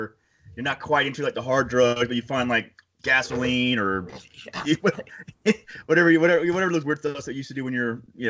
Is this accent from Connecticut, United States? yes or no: no; Panama City, Florida, United States; I'm from Panama City, Florida, which is like a generic version, like we want to be Southern California, but at the end of the day, we're just Southern Alabama because we're right underneath it.